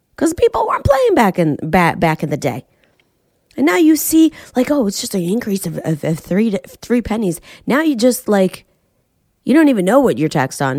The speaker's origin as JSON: {"language": "English", "town": "Boston", "region": "Massachusetts", "country": "United States", "moved": "yes", "said": "I'm from Boston."}